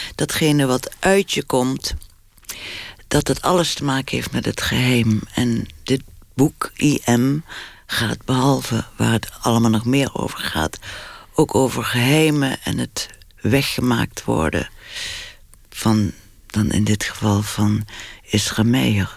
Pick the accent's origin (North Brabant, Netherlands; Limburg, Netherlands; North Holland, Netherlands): Limburg, Netherlands; now in Amsterdam, Netherlands; ik voel me wel echt Limburger, ja. Ik voel me ook Amsterdam. Ik woon langer in Amsterdam dan eh, ik in Limburg heb gewoond